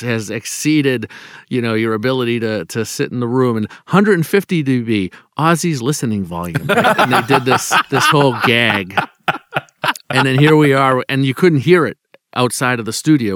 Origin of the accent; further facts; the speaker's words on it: Boston, Massachusetts, United States; I'm from Boston